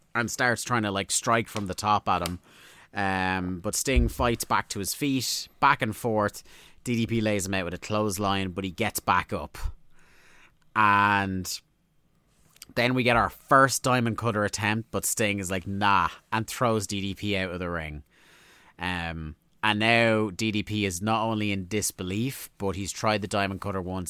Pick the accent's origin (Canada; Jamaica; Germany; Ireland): Ireland; we're Irish